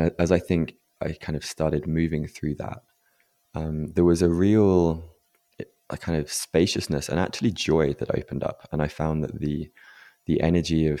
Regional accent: England, United Kingdom; growing up in England as a man

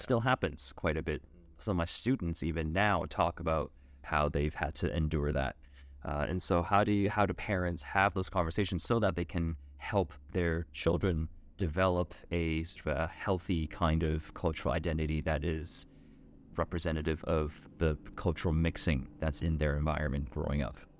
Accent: Vancouver, British Columbia, Canada; my experience growing up in Vancouver

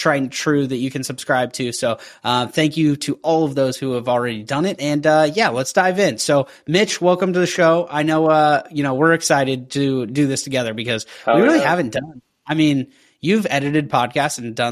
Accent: Pacific Northwest, United States; growing up around the Pacific Northwest, we were able to do Little League Day

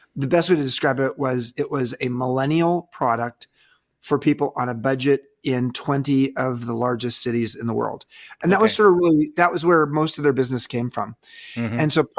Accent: California, United States; Yeah, so I grew up in Southern California, and I went up north to college at Stanford

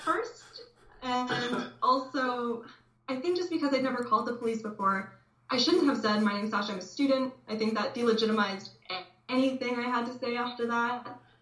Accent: Dryden, Ontario, Canada; now in Toronto, Canada; growing up in Dryden, you know, you have to understand what a small town this is

